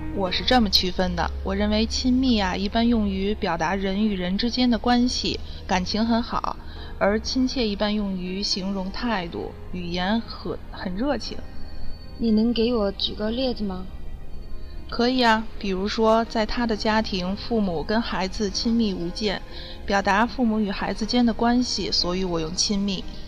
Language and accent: Chinese; South Korea; Chinese is a second language; 来自韩国。